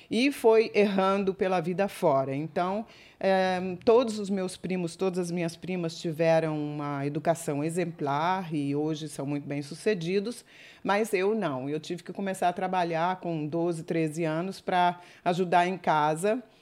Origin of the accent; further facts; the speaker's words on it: Juiz de Fora, Minas Gerais, Brazil; born there; Bom, eu nasci em Minas